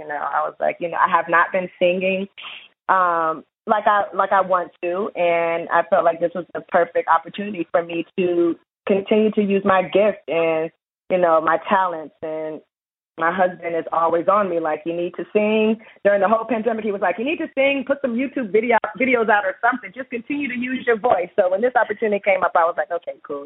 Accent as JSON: {"language": "English", "town": "Atlanta", "region": "Georgia", "country": "United States", "said": "we're both from Atlanta"}